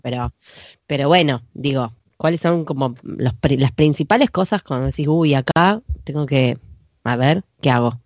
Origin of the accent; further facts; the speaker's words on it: Buenos Aires, Argentina; yo soy porteña, ¿no? Entonces voy a Buenos Aires, me fijo, no, yo no vivo en La Plata, vivo en Buenos Aires, capital